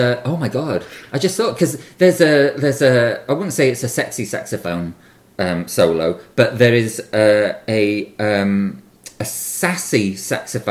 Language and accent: English; Wales, United Kingdom; when I was growing up in Wales